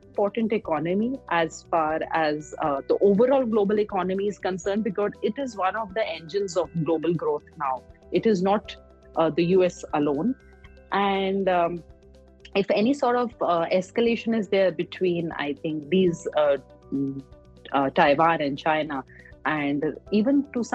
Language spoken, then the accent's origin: English; India; as an Indian investor